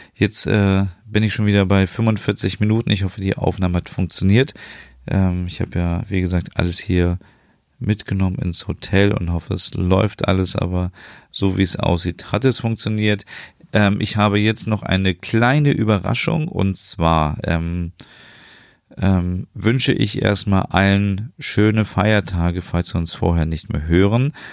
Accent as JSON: {"language": "German", "country": "Germany", "said": "als Deutscher"}